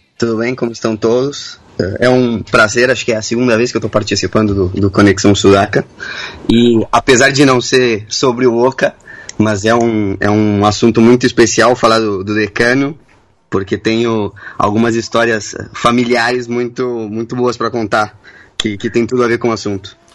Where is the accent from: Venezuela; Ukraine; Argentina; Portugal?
Argentina; Tucumán; Portuguese is a second language; moved away; also born or lived in São Paulo, Brazil; sou tucumano.